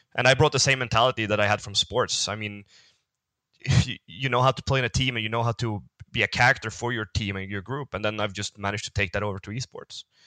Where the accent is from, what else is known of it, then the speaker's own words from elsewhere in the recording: Sweden; I come from Sweden, so my country isn't not that big